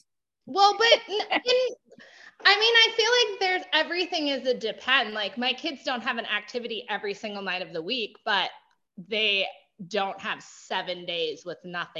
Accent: Minnesota, United States; Minnesota. And I did go to public school.

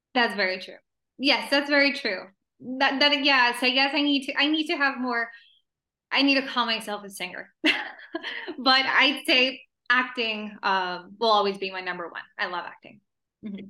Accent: El Paso, Texas, United States; first language Spanish; English is a second language; moved away as an adult; also born or lived in Ciudad Juárez, Chihuahua, Mexico; now in Los Angeles, United States; I'm from from like a small city, El Paso, Texas, and South Juarez, Chihuahua, mm-hmm. um, Spanish is my first language

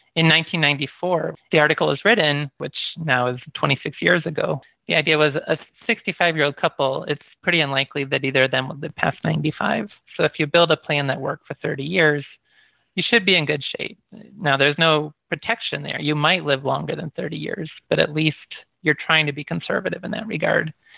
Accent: United States; also born or lived in Michigan / Iowa / Japan; I grew up in Michigan and Iowa

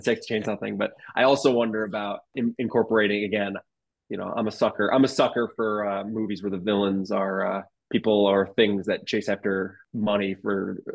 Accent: Detroit, Michigan, United States; We're from Metro Detroit

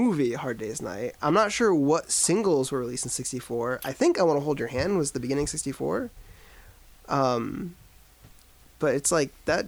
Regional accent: United States

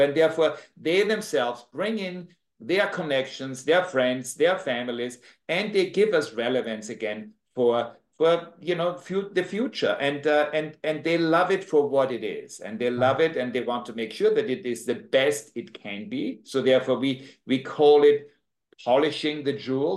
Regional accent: Austria; accent: Austrian; moved away as an adult; now in Jamaica; I'm from Austria originally. I have this tremendous Austrian accent that I just never lost

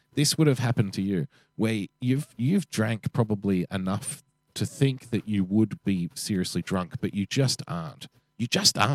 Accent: Sydney, New South Wales, Australia; being an Australian male from Western Sydney

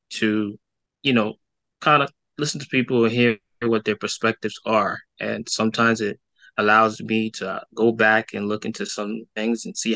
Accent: New York City, New York, United States; I grew up in Brooklyn, New York

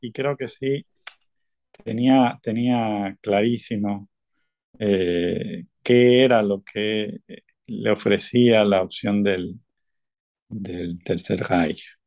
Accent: Cuba; moved away as an adult; also born or lived in Mexico; now in Barcelona, Spain; yo me fui muy joven, muy joven de Cuba yo salí en 1991, viví ocho años en México

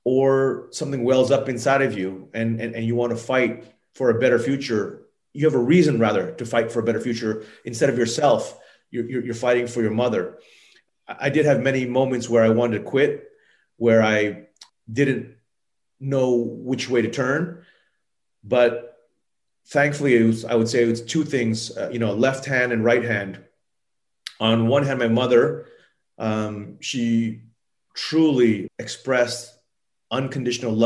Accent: Thailand; I grew up in Thailand as a child. My mother is Japanese and my father is Thai

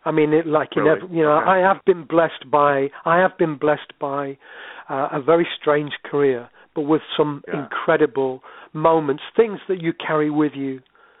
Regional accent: Sherwood Forest, East Midlands, United Kingdom; now in Yorkshire, United Kingdom; I live in Yorkshire. I'm running you 20 miles from where I was born. I was born in Sherwood Forest and never moved away, really.

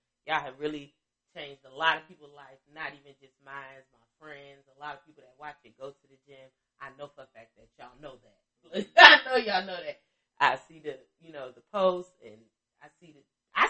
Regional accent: Chicago, Illinois, United States; I'm from Chicago

